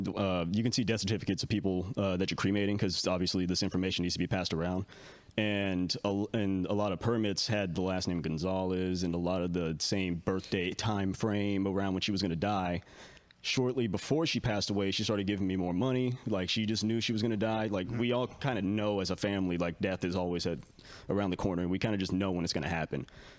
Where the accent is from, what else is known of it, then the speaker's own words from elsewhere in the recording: Castro Valley, California, United States; also born or lived in Hayward; Castro Valley, Hayward, okay. Foster care kicked me all over the place.